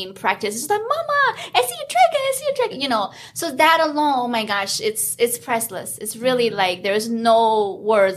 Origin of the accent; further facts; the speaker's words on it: China; now in United States; being born and raised in China, as a little girl, like watching dragon dance on the holidays was like my favorite thing